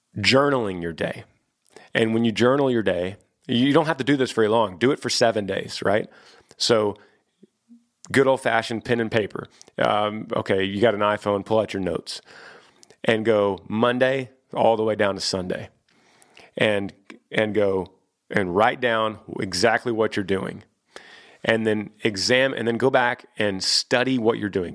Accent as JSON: {"language": "English", "region": "Texas", "country": "United States", "said": "I've moved back to my home state of Texas, and I've been here for twenty years"}